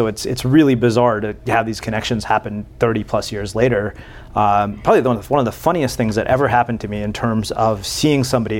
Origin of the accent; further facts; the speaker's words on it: College Station, Texas, United States; moved away; also born or lived in Tamarindo, Costa Rica; I lived in College Station for 7 years.